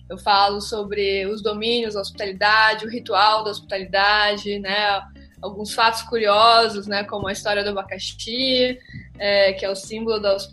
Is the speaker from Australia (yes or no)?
yes; Australia; now in Brazil; eu vim né, da Austrália, que é um país, né, eu aprendi né, a trabalhar nos meios de restaurantes, serviços, hospitalidade lá